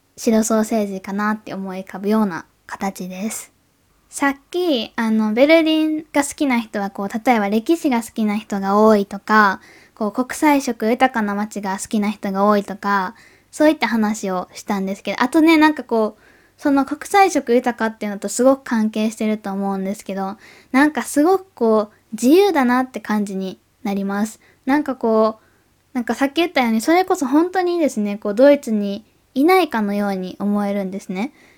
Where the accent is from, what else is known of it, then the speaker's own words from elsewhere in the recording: Kobe, Hyogo, Japan; also born or lived in Osaka / Munich; now in Tokyo, Japan; 私が住んでた大阪とか生まれ育った神戸